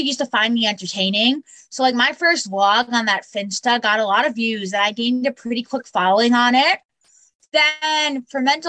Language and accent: English; Long Island, New York, United States; I'm from Long Island, New York